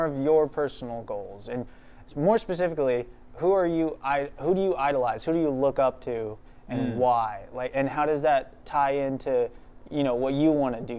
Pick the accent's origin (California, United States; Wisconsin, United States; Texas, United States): California, United States; Yeah, I'm California, so.